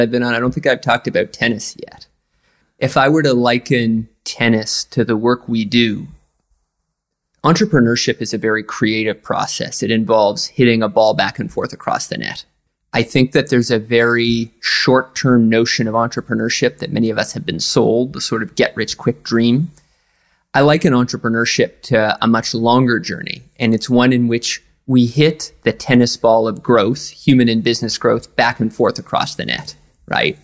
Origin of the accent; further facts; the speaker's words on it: east coast of Canada, Atlantic Canada, Canada; now in New York, United States; I grew up in a small town